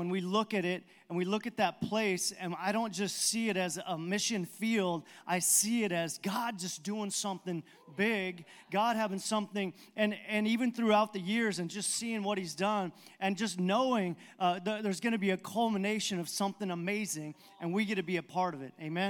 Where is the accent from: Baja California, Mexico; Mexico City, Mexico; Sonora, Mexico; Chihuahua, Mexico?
Baja California, Mexico; I told you that I grew up in Mexico, missionary kid, and my parents, actually, my grandparents went down to Baja, Mexico, then my parents in the 50s.